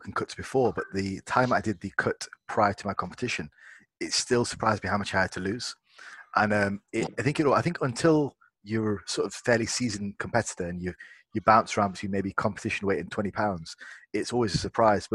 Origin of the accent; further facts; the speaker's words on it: Derby, East Midlands, United Kingdom; my hometown of Derby